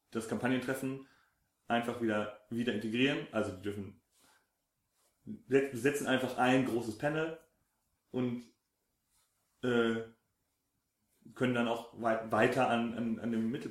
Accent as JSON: {"language": "German", "area": "Lower Franconia", "region": "Bavaria", "country": "Germany", "said": "Nordbayern, genau. Unterfranken, da wo ich herkomme."}